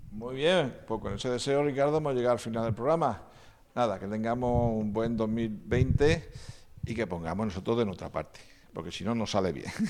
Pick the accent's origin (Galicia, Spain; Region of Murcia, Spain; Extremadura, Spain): Region of Murcia, Spain; Las Torres de Cotillas; also born or lived in Vilanova de Sau, Barcelona; Los tres somos de, las torres de cotillas